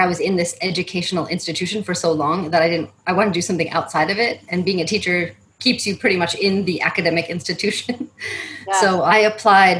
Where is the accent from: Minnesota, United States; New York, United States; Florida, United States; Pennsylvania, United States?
New York, United States; Syracuse; moved away as an adult; also born or lived in Charlotte, North Carolina / Netherlands / Thailand; I grew up in Syracuse, New York